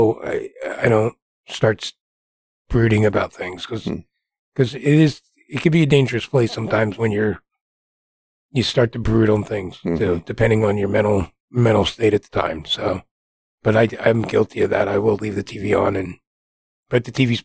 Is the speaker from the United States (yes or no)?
yes; Jersey Shore, New Jersey, United States; also born or lived in Wichita, Kansas; now in Kansas, United States; where I grew up, pretty much the beach and the boardwalk is where it's what my hometown's known for. Jersey Shore